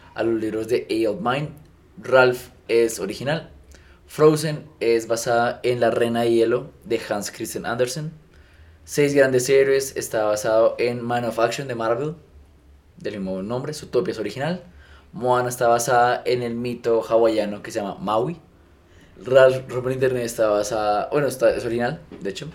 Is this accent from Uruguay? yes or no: no; Colombia; soy colombiano